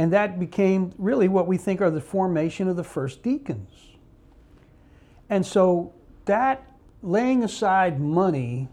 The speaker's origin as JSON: {"language": "English", "town": "Newark", "region": "New Jersey", "country": "United States", "tie": "born or raised there", "also_born_or_lived": "Memphis, Tennessee", "said": "I was born in Memphis, but my father and mother broke up when I was about 4, put us on a train with my mother and my sisters to New Jersey, to Newark, New Jersey"}